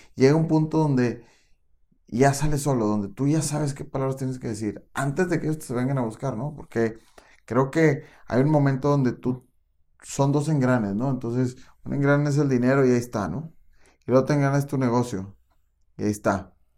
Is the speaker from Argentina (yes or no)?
no; Mexico; tenemos una supercultura como mexicanos